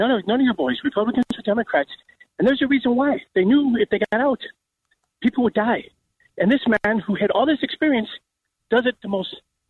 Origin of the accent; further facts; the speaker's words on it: Ireland; moved away as an adult; now in Chicago, United States; I'm from Ireland, and I come here to work